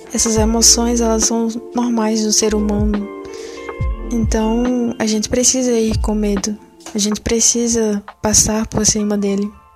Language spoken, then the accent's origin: Portuguese; Pernambuco, Brazil; sou pernambucana